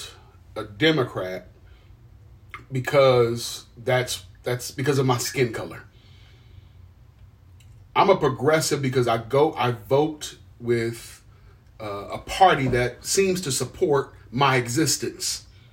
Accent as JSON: {"language": "English", "region": "Ohio", "country": "United States", "tie": "born or raised there", "said": "that's my home state"}